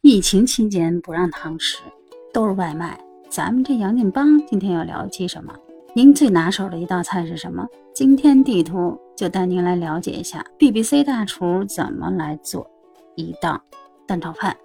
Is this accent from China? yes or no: yes; China; 我们中国人